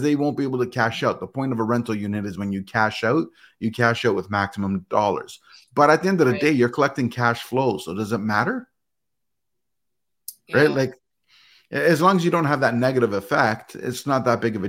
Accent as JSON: {"language": "English", "town": "Toronto", "region": "Ontario", "country": "Canada", "tie": "born or raised there", "moved": "yes", "lives_now": "Grimsby, Canada", "said": "I was born and raised in Etobicoke."}